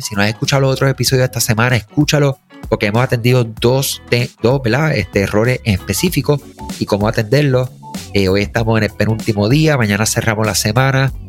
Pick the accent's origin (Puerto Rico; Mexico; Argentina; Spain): Puerto Rico; somos de Puerto Rico